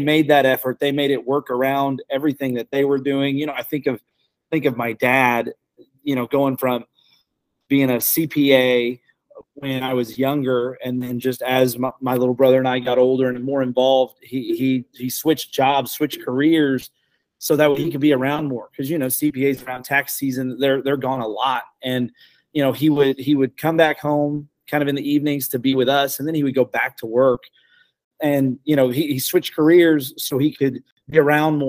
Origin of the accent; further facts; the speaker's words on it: El Dorado Springs, Missouri, United States; born and raised in El Dorado Springs, Missouri